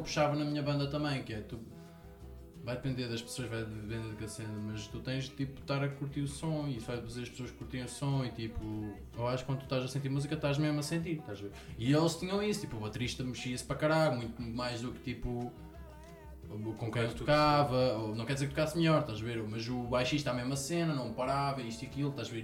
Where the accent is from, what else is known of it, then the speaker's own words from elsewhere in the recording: Ortiga, Centro, Portugal; also born or lived in Lisbon; Sou aqui de Ortiga, aqui perto.